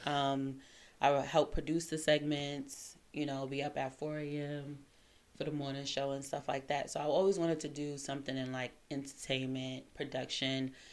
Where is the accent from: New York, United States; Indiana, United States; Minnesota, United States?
New York, United States; New York City; moved away as an adult; also born or lived in Washington, District of Columbia, United States / Seattle / California / Virginia Beach; now in DMV area, United States; born and raised in uh, Crown Heights.